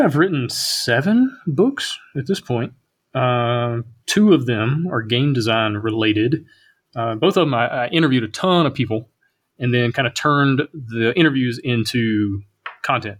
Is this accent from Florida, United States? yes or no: no; Alabama, United States; also born or lived in Kentucky; growing up in Alabama